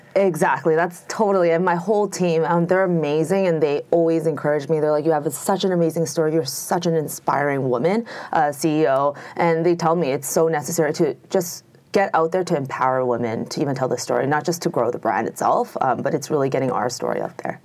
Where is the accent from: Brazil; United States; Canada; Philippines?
Canada; also born or lived in Toronto, Canada; I'm Canadian, very proud Canadian.